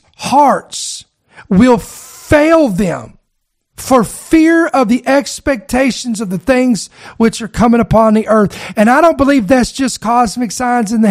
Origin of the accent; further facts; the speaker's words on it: United States; as an American